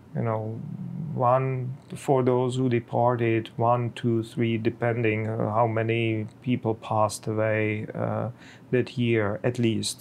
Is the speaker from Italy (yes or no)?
no; Bohemia, Czechia; in my homeland, I'm from Czech Republic, from Bohemia